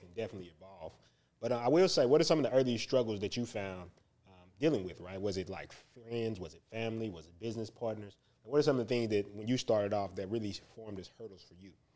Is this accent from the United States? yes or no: yes; Houston, Texas, United States; I'm from the North Side